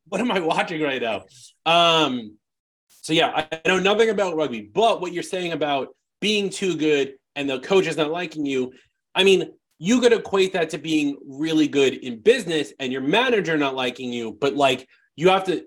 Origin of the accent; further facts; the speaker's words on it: New York, United States; I'm just I'm just from New York.